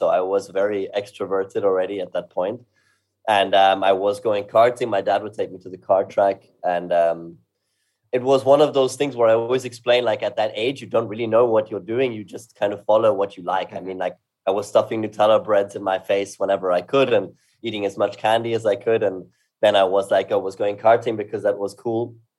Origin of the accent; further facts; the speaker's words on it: Salzburg, Austria; also born or lived in London; now in Vienna, Austria; I live in Vienna. I grew up in Salzburg and lived in London for 4 years, actually, when I graduated high school